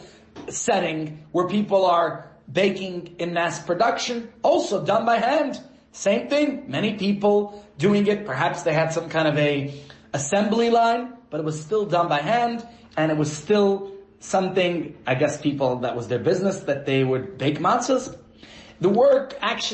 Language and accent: English; New York, United States; as a child growing up in New York